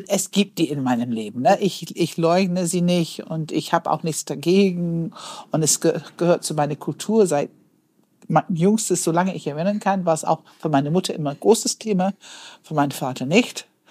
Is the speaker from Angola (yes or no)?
no; United Kingdom; moved away; dass ich Britin bin